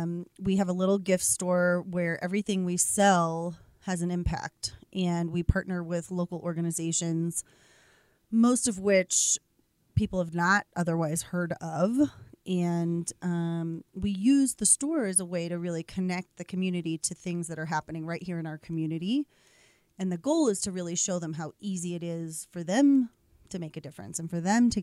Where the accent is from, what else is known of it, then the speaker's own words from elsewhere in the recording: Boston, Massachusetts, United States; now in Colorado, United States; I'm from Boston, Massachusetts.